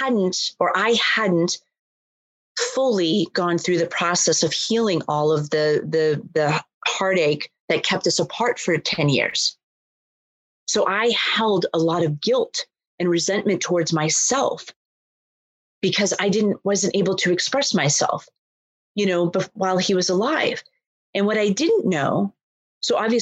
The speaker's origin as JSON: {"language": "English", "town": "Boston", "region": "Massachusetts", "country": "United States", "tie": "born or raised there", "said": "I'm born and raised in Boston"}